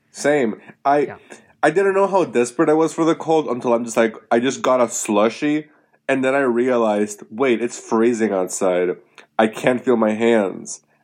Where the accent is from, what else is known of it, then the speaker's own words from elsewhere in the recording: Puerto Rico; moved away; I'm from Puerto Rico